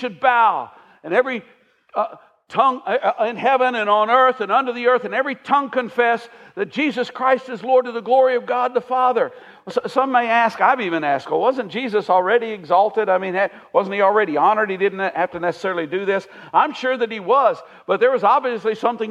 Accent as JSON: {"language": "English", "country": "United States", "said": "As an American"}